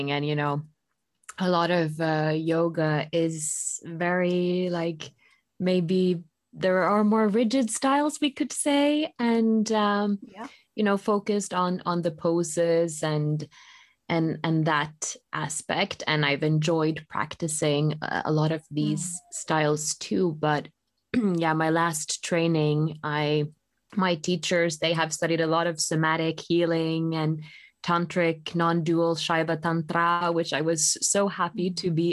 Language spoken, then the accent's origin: English; Colorado, United States; moved away as an adult; also born or lived in Utah / California / Maui, Hawaii / Sardinia, Italy; now in Oslo, Norway; i grew up in colorado